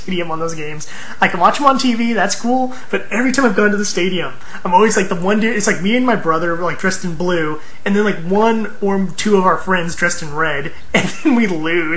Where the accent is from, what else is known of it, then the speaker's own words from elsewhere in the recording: California, United States; moved away as an adult; I'm from California